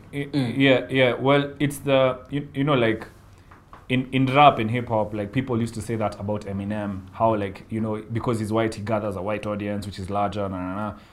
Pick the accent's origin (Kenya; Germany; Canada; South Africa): Kenya; as a Kenyan living in Kenya